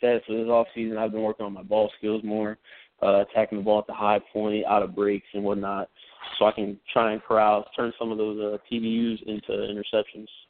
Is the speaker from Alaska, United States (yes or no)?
no; Ohio, United States; moved away as an adult; now in New York, United States; I'm from Ohio